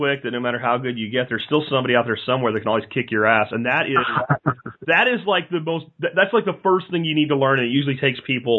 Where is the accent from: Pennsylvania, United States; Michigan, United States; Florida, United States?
Florida, United States; Jacksonville; Jacksonville, Florida.